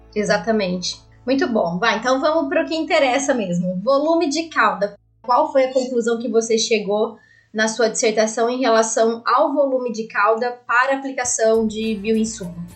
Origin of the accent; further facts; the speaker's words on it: Barretos, São Paulo, Brazil; sou de Barretos, logo aí.